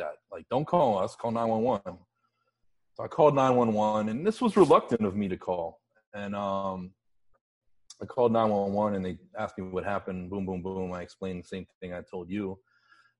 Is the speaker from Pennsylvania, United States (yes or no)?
yes; Pittsburgh, Pennsylvania, United States; moved away; I grew up in Pittsburgh